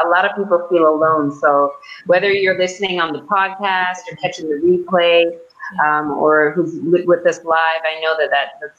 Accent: Toronto, Ontario, Canada; moved away; Giselle and I, we're both from Toronto

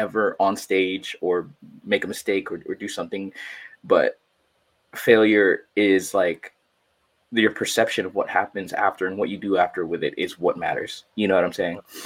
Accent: San Jose, California, United States; moved away as an adult; also born or lived in Quezon City, Philippines / Los Angeles; now in San Diego, United States; I grew up in San Jose. Shout out to the 408 one time, Eastside San Jose

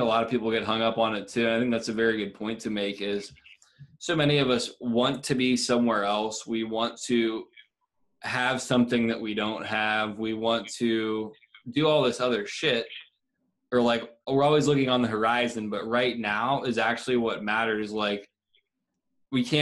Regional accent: Columbiana, United States; the house that I grew up in Columbiana

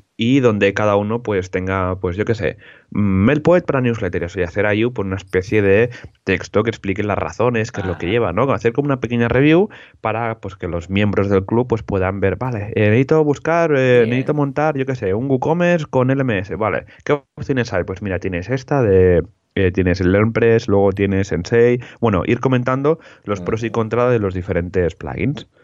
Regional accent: Molins de Rei, Catalonia, Spain; mi pueblo, mi pueblo natal

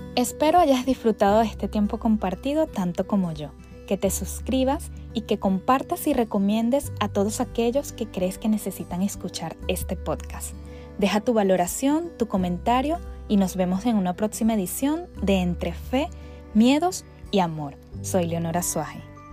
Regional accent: Caracas, Capital District, Venezuela; Nací un 9 de diciembre a las 7.40 de la mañana en Caracas, Venezuela

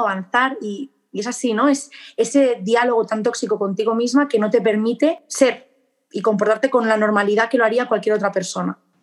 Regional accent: Barcelona, Catalonia, Spain; moved away as an adult; now in Murcia, Spain; soy de Barcelona, España

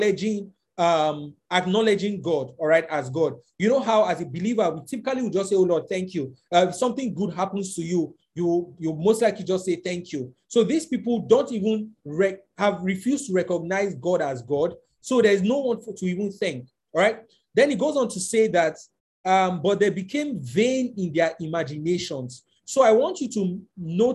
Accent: Nigeria; It is not we as Nigerians, and I'm just speaking as from a Nigerian context.

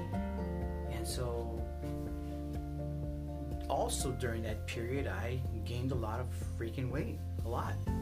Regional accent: Chicago, Illinois, United States; I was born in Chicago, raised on the southwest side of Chicago

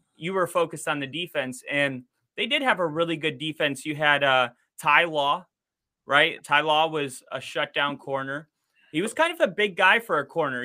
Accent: Wisconsin, United States; being raised in Wisconsin

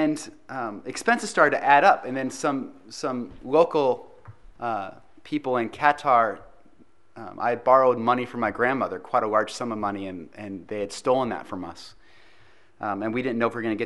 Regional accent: United States; accent: American; now in Christchurch, New Zealand; my American accent and my American sports where we wear pads

